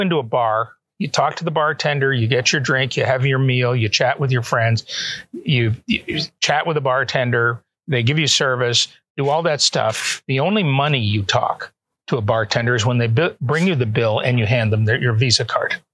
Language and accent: English; Canada; also born or lived in Atlanta, United States; now in Toronto, Canada; Both my wife and I are Canadian citizens, mm-hmm. natives. We were born there, mm-hmm. so we were able to move back